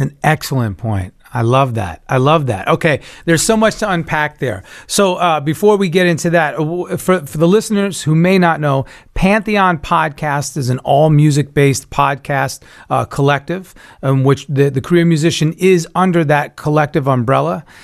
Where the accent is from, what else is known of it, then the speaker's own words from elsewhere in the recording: New York, United States; I'm from New York. I'm originally a Cuban Italian New Yorker